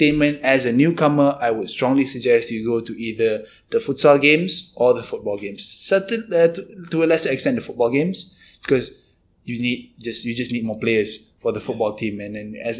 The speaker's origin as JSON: {"language": "English", "country": "Malaysia", "said": "as a Malaysian"}